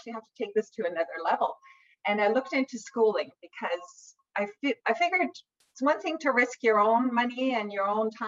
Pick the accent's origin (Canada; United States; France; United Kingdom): Canada; Vancouver, British Columbia; born there; Well, actually, I was born in Vancouver, BC. My parents are both immigrants to Canada, so they arrived in Canada as refugees.